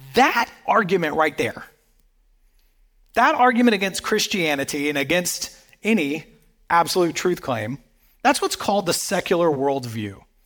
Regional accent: the Bible Belt, the South, United States; I grew up in the South, um, in, right here in the Bible Belt

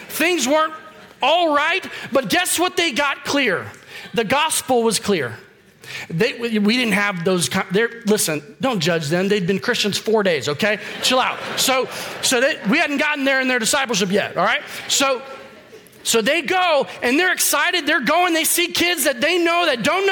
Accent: Florida, United States; now in Charlotte, United States; I grew up in Florida

